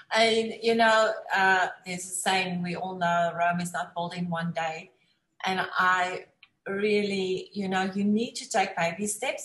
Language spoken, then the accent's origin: English; South Africa; accent: South African; moved away; I'm also from South Africa. We get the accents